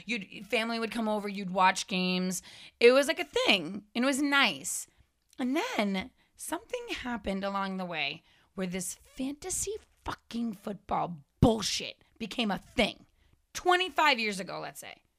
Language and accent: English; Framingham, Massachusetts, United States; moved away; I grew up in Framingham